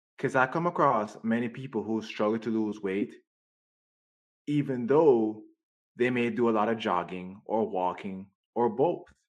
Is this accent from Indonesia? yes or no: no; Jamaica; now in United States; I grew up in Jamaica.